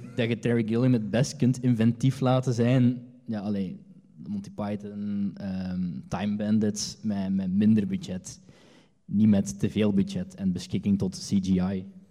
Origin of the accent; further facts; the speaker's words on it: Hasselt, Flanders, Belgium; ik ben van Hasselt.